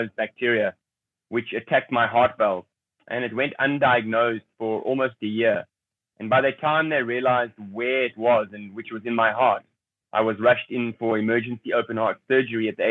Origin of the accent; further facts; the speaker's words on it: South Africa; I grew up in a middle-class family in South Africa during that time